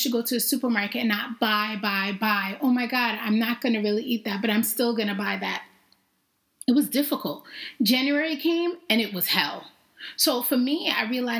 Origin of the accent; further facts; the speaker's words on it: New York City, New York, United States; also born or lived in Jamaica; I grew up in New York. I was originally born in Jamaica. And then my parents decided to immigrate to New York City, which is where I learned, I guess, to be me